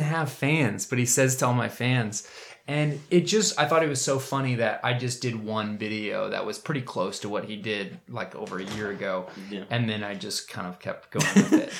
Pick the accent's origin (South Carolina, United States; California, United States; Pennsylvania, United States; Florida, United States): Florida, United States; Winter Park; also born or lived in New Orleans, Louisiana; I was born in New Orleans, and I moved to Florida when I was like two, I think, two years old. Moved to Winter Park, Florida